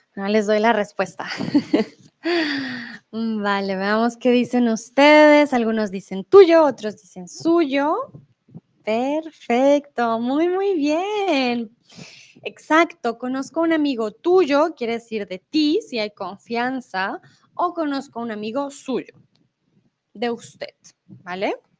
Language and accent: Spanish; Colombia; now in Germany; soy de Colombia, comúnmente vivo en Alemania y eh, ahora estoy en México